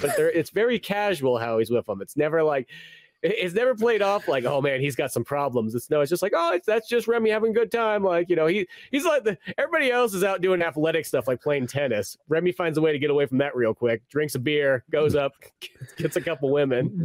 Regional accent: United States; as an American

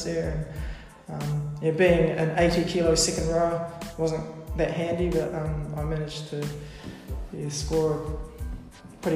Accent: Christchurch, Canterbury, New Zealand; moved away as an adult; now in Mount Maunganui, New Zealand; we grew up in Christchurch

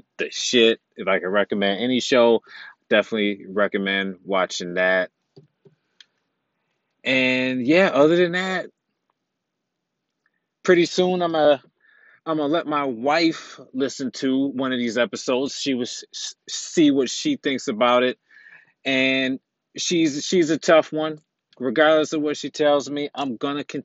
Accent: New York City, New York, United States; I'm a New Yorker

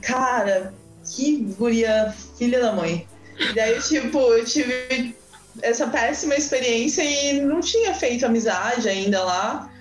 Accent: Joinville, Santa Catarina, Brazil; estou aqui diretamente de Joinville, Santa Catarina

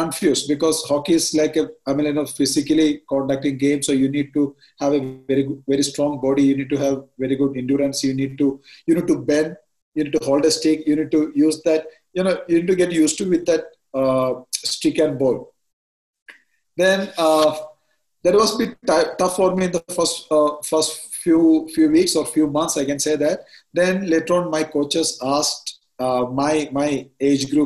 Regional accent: Ernakulam, Kerala, India; I'm from Ernakulam, and not in the city part, but I'm from a village area. Its name is Kumaraguram Pallikara.

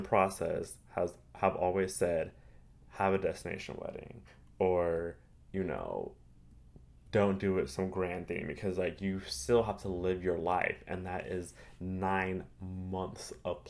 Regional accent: California, United States; now in Los Angeles, United States; They're both doing very well out here in Los Angeles. We're all came from Orange County, all migrated to LA.

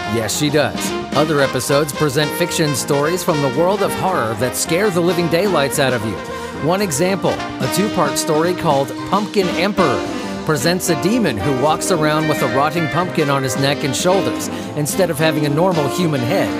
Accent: near Anaheim, California, United States; I grew up near Anaheim

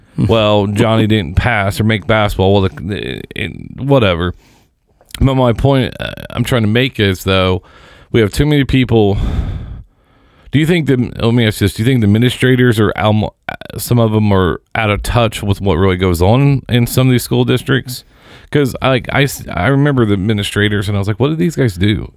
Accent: Seymour, Indiana, United States; I grew up in Seymour

